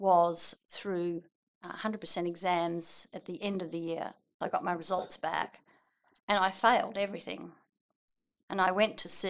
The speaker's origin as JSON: {"language": "English", "town": "Geraldton", "region": "Western Australia", "country": "Australia", "tie": "born or raised there", "also_born_or_lived": "Perth", "said": "I grew up in Geraldton and went to school there."}